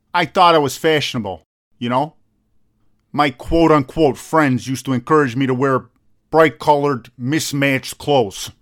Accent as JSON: {"language": "English", "country": "United States", "tie": "born or raised there", "said": "I was born here"}